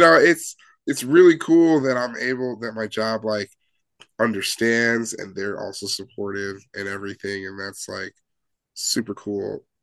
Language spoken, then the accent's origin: English; Chicago area, Illinois, United States; we're all from Chicago or the Chicago land area